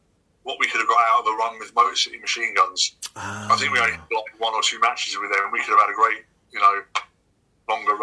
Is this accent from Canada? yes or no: no; England, United Kingdom; I slowly tried to morph away from presenting myself as being too British.